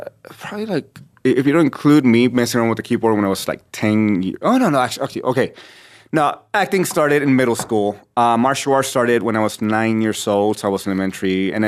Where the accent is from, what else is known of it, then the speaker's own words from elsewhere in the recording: California, United States; So I trained and I grew up in California, but I didn't do anything professional.